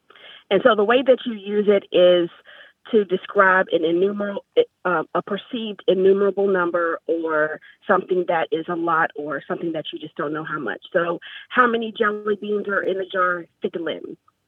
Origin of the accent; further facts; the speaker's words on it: Virginia, United States; now in Yuma, United States; Now, I'm from Virginia